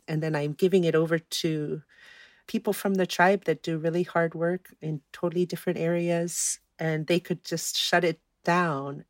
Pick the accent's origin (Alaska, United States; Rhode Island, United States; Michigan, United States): Alaska, United States; Fairbanks; also born or lived in Kaktovik; I was born and raised here in Fairbanks, where I live currently